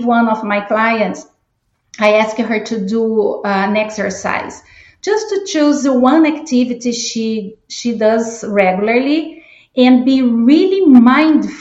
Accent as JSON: {"language": "English", "country": "Brazil", "also_born_or_lived": "Chicago area, United States", "second_language": "English", "moved": "as an adult", "lives_now": "Georgia, United States", "said": "I am originally from Brazil, and I've been living in the United States for 25 years"}